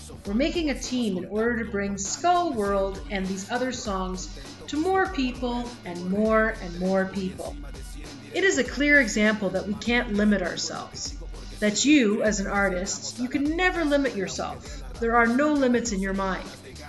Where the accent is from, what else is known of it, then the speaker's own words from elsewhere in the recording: San Luis Potosí, Mexico; I am from San Luis Potosí, and there they use peyote.